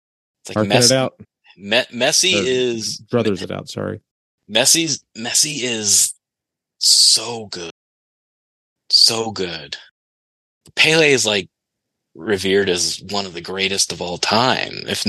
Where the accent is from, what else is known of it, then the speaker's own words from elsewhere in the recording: United States; I'm American